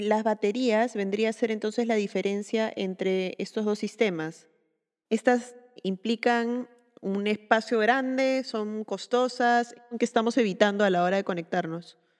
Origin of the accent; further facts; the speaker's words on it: Peru; soy arquitecta peruana